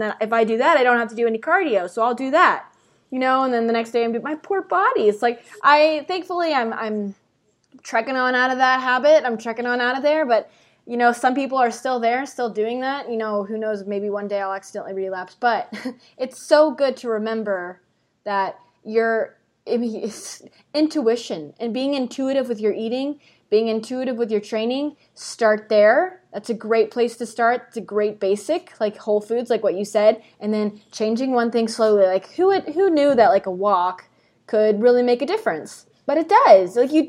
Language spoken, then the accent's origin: English; Texas, United States; I'm from Texas.